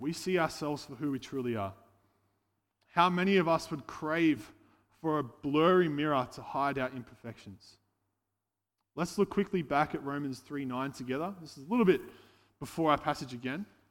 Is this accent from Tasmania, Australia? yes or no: no; Casino, New South Wales, Australia; moved away as an adult; now in Gold Coast, Australia; I hail from Casino, uh, but now I've been living on the Gold Coast for the last seven years.